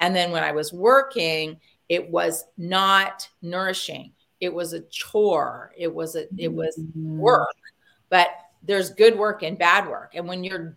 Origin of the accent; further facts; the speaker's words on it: California, United States; moved away as an adult; we're from California